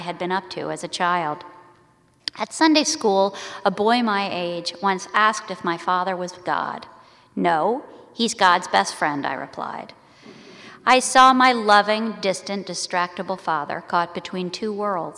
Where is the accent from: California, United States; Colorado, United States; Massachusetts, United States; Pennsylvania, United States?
Pennsylvania, United States; Philadelphia; I was raised as the daughter of an Episcopal priest and grew up in a rectory in suburban Philadelphia during the 70s and 80s